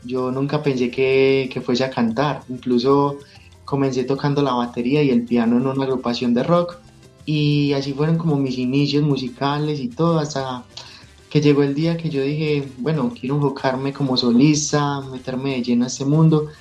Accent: Medellín, Antioquia, Colombia; Soy de Medellín, Colombia

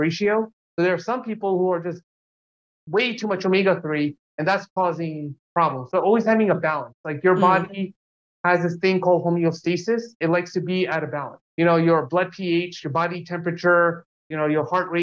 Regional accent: Jersey City, New Jersey, United States; moved away as an adult; also born or lived in New York; now in Los Angeles, United States; I grew up in Jersey City in New Jersey

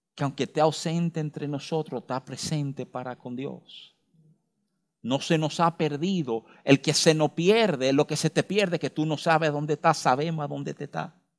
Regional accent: Dominican Republic; uno como dominicano

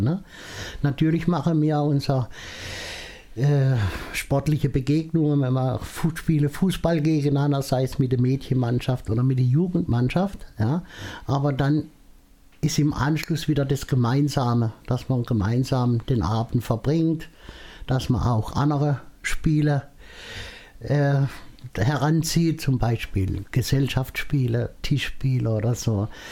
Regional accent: Mosbach, Baden-Württemberg, Germany; bei uns in Moosbach

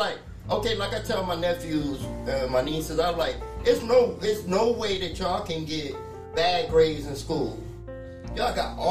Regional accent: New York City, New York, United States; I was raised in New York, Brooklyn, New York.

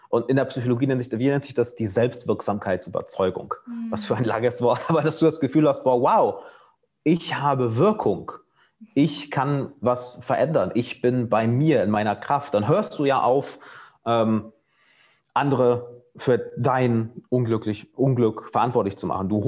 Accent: Germany; moved away

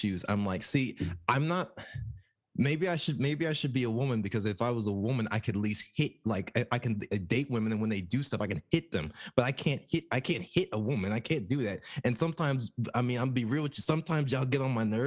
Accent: New Jersey, United States; moved away; we're from Jersey

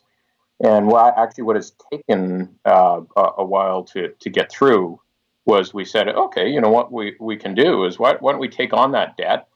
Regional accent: Stewart, British Columbia, Canada; my hometown of Stewart

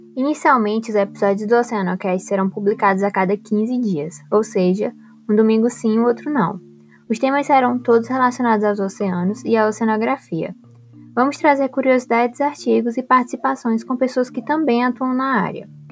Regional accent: Piauí, Brazil; moved away as an adult; now in Recife, Brazil; Eu sou nascida no Piauí, sim, o estado com o menor litoral do Brasil, e vim morar em Recife para fazer a graduação

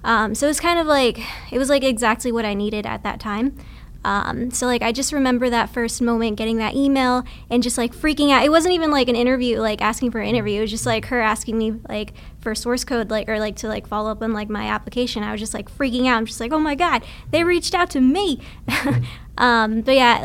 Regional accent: Texas, United States; moved away as an adult; also born or lived in Vancouver; now in Bay Area, United States; I was born and raised in Texas

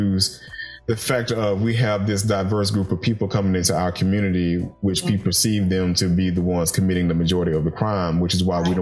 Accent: Macon, Georgia, United States; I come from Macon, Georgia, and Macon is the country

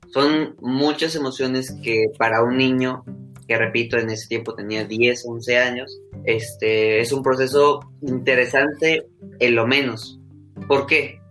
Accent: Mexico; soy un ciudadano mexicano de, de 16, casi 17 años de edad

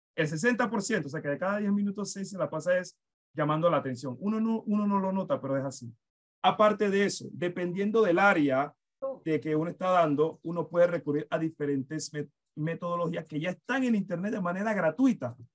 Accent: Panama; nosotros como nación, nosotros como Estado panameño

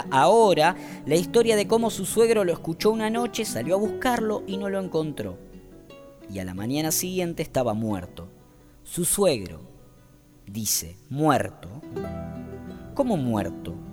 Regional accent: Wanda, Misiones, Argentina; Los de Posadas no saben esas cosas, nosotros los del interior las conocemos. Yo soy de Wanda

